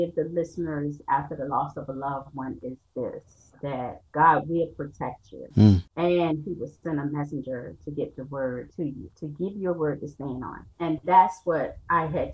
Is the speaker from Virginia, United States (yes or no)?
yes; Norfolk, Virginia, United States; moved away as an adult; now in Laurel, United States; I'm originally from Norfolk, Virginia, and I've been living in Laurel, Maryland for over 17 years now